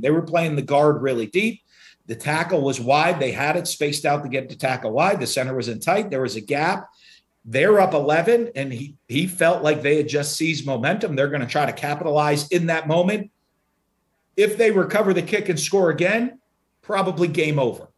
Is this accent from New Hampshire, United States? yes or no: yes; New Hampshire, United States; moved away; also born or lived in Philadelphia, Pennsylvania; I was born in, in Penn, in, uh, in Philadelphia, but I grew up up in New Hampshire